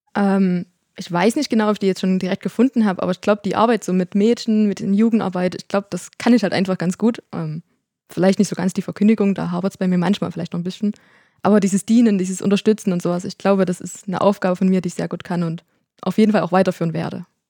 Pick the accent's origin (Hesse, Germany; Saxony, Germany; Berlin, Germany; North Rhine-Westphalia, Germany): Saxony, Germany; Herzensdorf; ich bin in Herzensdorf aufgewachsen